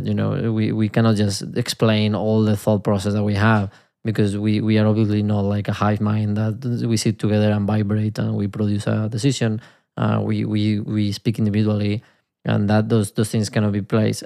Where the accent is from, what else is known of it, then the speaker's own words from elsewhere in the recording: Spain; accent: Spanish; my Spanish accent